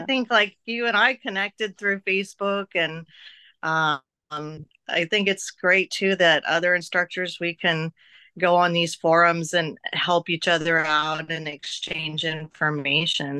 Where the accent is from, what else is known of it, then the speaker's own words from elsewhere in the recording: Oregon, United States; now in Las Vegas, United States; I'm from Oregon where we had so much country and open space and trails and woods